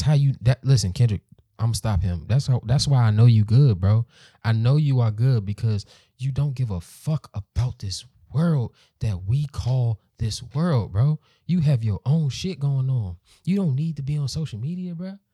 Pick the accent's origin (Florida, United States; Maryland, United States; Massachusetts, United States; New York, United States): Maryland, United States; PG County, Southern; I became a, a bill-paying man in Maryland. Grew up there